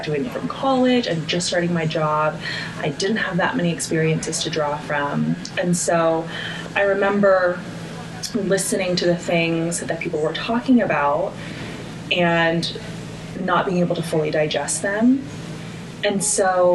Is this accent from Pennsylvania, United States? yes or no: no; Washington, United States; I was born and raised in Washington